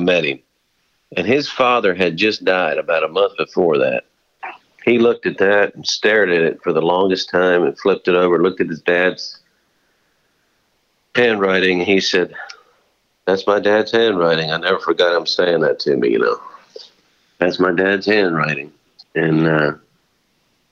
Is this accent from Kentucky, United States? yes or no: no; Pennsylvania, United States; growing up in Pennsylvania